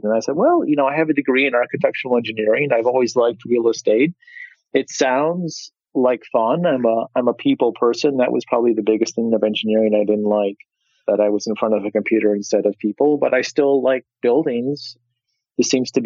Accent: Midwest, United States; now in New York City, United States; I'm from the Midwest

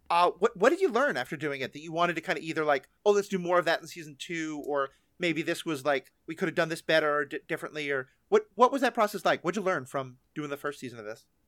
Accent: New York, United States; I'm a New Yorker

